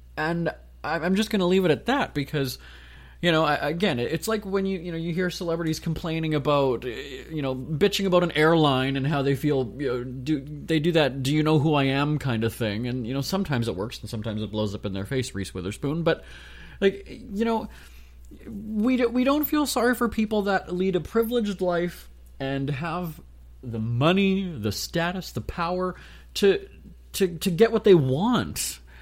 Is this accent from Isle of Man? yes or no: no; Winnipeg, Manitoba, Canada; I'm a guy from Winnipeg